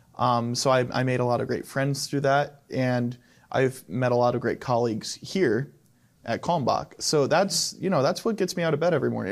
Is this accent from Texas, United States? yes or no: no; Arlington, Ohio, United States; I grew up in Arlington, Ohio, which is a small town basically south of Fostoria